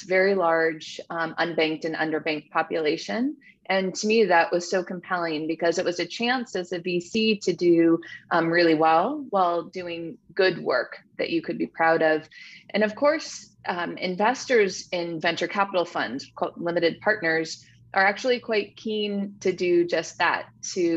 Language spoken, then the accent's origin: English; Silicon Valley, Bay Area, California, United States; I grew up in Silicon Valley